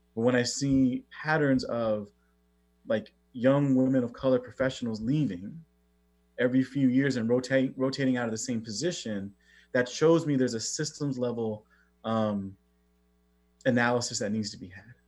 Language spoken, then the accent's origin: English; Oxnard, California, United States; I grew up in Southern California, a place called Oxnard